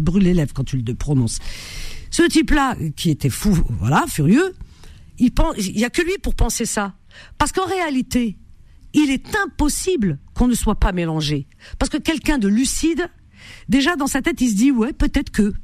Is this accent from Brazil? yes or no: no; Algeria; moved away; je suis native et d'origine algérienne